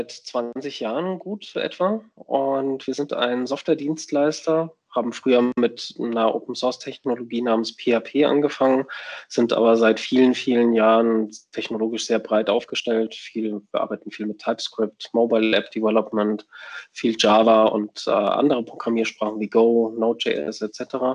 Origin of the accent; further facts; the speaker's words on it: Würzburg, Bavaria, Germany; wir haben drei Standorte in München, Würzburg, wo ich herkomme, und Berlin.